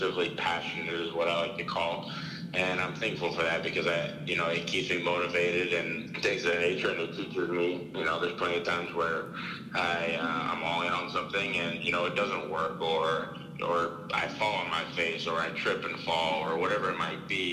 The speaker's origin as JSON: {"language": "English", "country": "United States", "said": "I'm an American"}